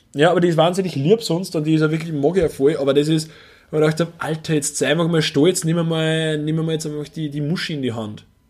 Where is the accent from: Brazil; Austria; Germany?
Austria; Upper Austria; moved away; bei uns in Oberösterreich